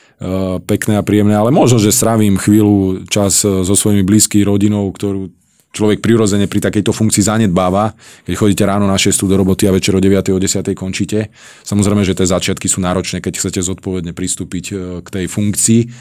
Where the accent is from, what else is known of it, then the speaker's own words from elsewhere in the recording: Prievidza, Trenčín Region, Slovakia; Ja som z Hornej Nitry z Prievidze a otec pracoval na baniach